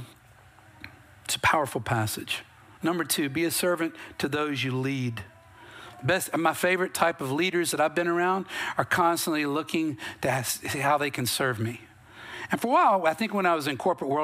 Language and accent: English; North Carolina, United States; I'm from North Carolina